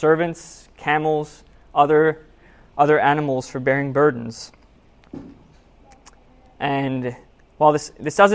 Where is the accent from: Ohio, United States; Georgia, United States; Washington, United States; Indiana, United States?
Washington, United States; Seattle; I'm from Seattle. I went to college there